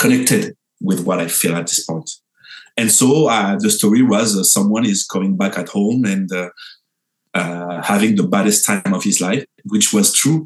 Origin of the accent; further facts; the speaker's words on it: France; I'm from France